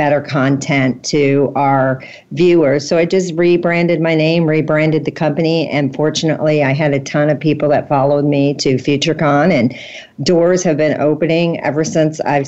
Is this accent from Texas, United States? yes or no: no; St. Louis, Missouri, United States; I'm from St. Louis. I'm not from a big city